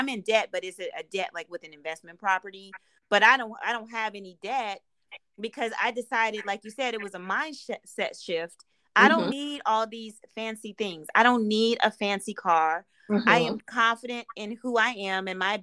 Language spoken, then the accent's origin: English; Midwest, United States; I'm from the Midwest